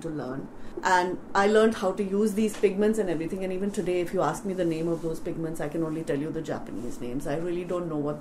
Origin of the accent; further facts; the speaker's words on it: Delhi, India; moved away; also born or lived in Mumbai; I was born in Bombay but brought up in Delhi. So I've lived in Delhi all my life, well, at least growing years